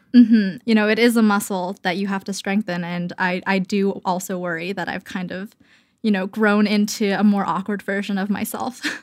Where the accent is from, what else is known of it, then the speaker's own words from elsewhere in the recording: Canada; moved away as an adult; now in Brooklyn, United States; I am Canadian